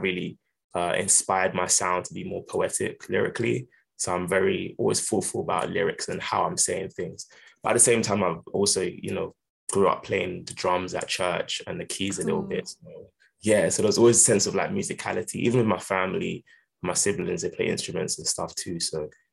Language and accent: English; Essex, East of England, United Kingdom; also born or lived in London; I was born in London, but I moved out to Essex, but we stayed in our London church